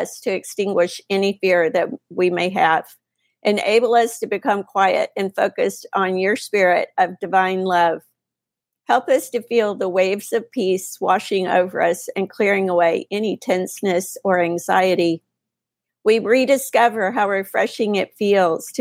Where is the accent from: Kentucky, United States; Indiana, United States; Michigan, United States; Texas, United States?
Texas, United States; I'm a Texas girl